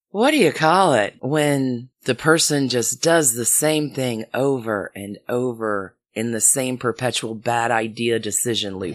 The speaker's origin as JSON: {"language": "English", "region": "Alabama", "country": "United States", "said": "I am from Alabama"}